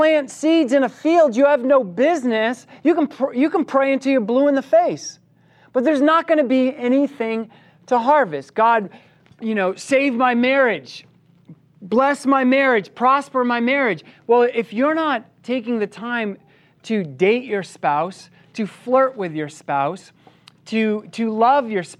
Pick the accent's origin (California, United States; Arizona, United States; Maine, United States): Maine, United States; having been born and raised in Maine, I grew up working on a farm